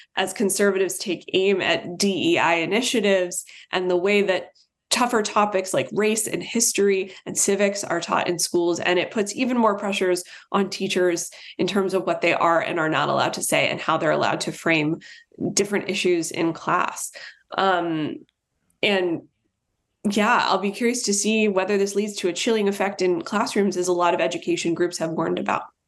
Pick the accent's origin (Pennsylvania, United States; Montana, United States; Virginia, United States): Virginia, United States; I'm from Virginia.